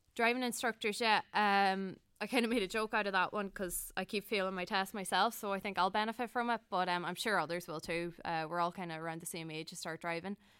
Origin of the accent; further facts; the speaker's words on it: Donegal, Ulster, Ireland; moved away as an adult; now in Dublin, Ireland; I'm from Llanad in Donegal